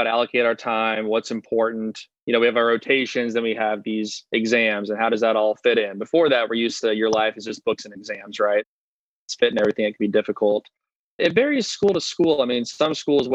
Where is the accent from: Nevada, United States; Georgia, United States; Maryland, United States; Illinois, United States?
Nevada, United States; Las Vegas; moved away as an adult; also born or lived in Ohio; I was originally from Las Vegas